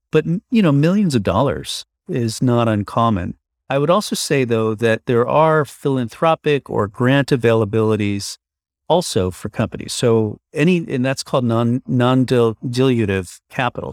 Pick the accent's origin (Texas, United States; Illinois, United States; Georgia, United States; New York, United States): New York, United States; moved away as an adult; now in San Francisco, United States; originally I'm from New York, but now I live in San Francisco. I've been here for now 20 years